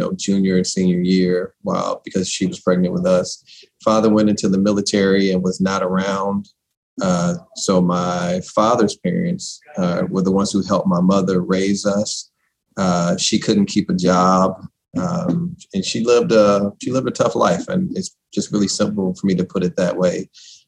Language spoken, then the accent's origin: English; St. Louis, Missouri, United States; I am from St. Louis, born and raised behind Sumner High School